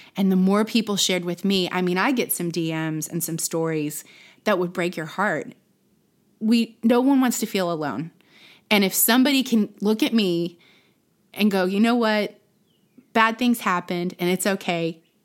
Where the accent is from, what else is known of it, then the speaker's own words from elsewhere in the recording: Plano, Texas, United States; also born or lived in Dallas; now in Austin, United States; I was born in Dallas, grew up in Plano.